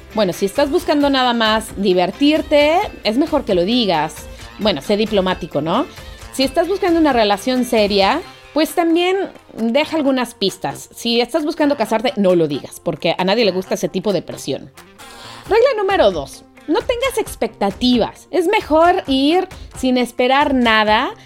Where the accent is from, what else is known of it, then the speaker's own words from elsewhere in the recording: Mexico; moved away; yo soy una pobre mexicana, una pobre frijolera